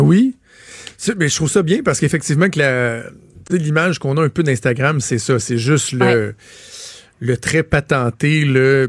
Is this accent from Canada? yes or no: yes; Quebec, Canada